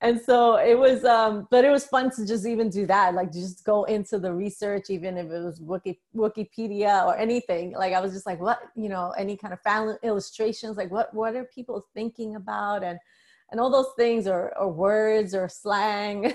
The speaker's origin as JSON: {"language": "English", "town": "New York City", "region": "New York", "country": "United States", "tie": "born or raised there", "said": "I grew up in the Bronx"}